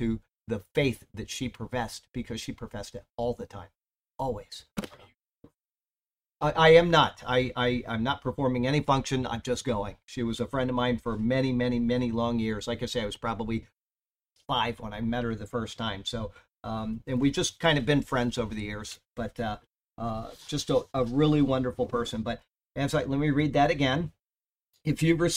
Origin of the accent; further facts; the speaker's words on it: Siesta Key, Florida, United States; Growing up on Siesta Key, the south end of the Key, there were at any time maybe five children